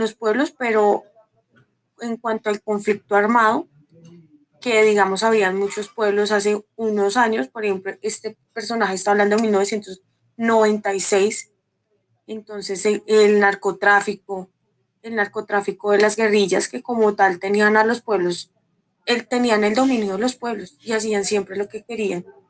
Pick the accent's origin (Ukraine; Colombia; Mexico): Colombia; nuestra historia como colombianos que somos